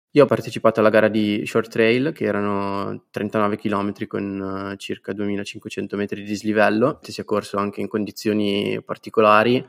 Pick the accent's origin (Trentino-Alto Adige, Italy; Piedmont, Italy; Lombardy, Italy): Lombardy, Italy; Guanzate; del mio paese, Guanzate, in provincia di Como